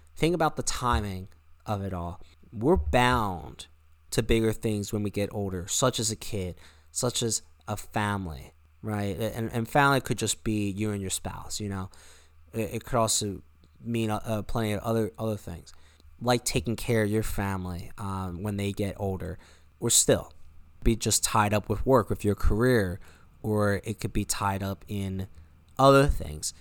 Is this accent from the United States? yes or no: yes; United States